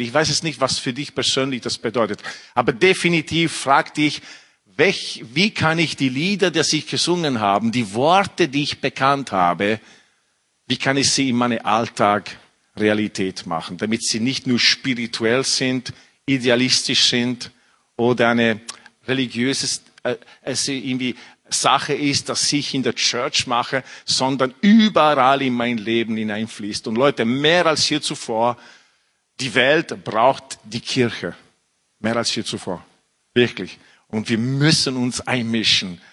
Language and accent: German; Italy; German is a second language; moved away as an adult; also born or lived in England; now in Austria; ich bin, äh, in Italien aufgewachsen mit einer französischen Mutter